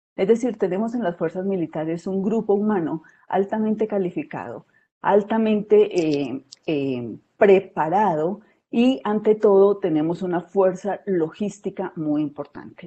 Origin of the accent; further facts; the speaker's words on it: southern Colombia, Colombia; en el sur del país, eh, particularmente del departamento de donde yo soy originaria